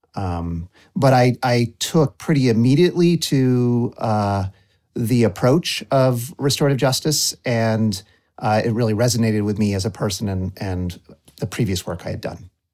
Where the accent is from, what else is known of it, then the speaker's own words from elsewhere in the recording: Waterbury Center, Vermont, United States; I was growing up in Waterbury Center